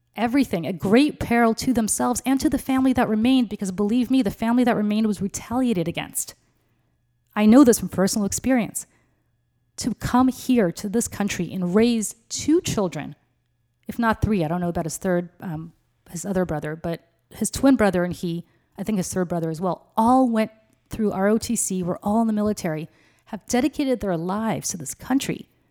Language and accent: English; Moscow, Russia; now in United States; I was born in Moscow, but I'm not Russian born, I'm Soviet born